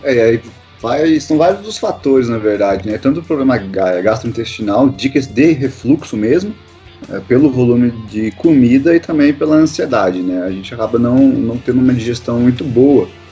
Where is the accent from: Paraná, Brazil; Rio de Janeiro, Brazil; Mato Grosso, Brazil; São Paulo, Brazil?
Paraná, Brazil; Guarapuava; sou aqui de Guarapuava, no interior do Paraná